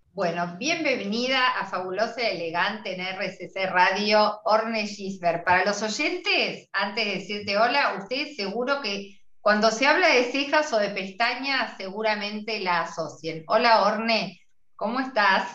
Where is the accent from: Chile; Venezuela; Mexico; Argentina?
Argentina; somos las argentinas